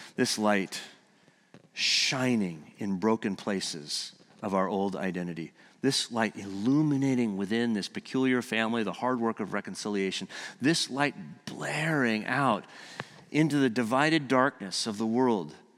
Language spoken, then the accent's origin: English; California, United States; moved away; I'm from California